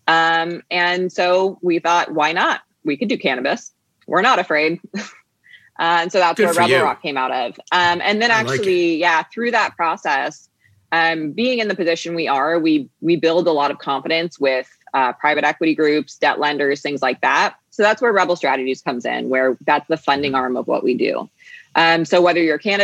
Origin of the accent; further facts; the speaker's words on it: Phoenix, Arizona, United States; also born or lived in Boston, Massachusetts; I grew up between Boston and here in Phoenix, Arizona, where I am today. I grew up in Boston for about 10 years. And then I moved out here to Arizona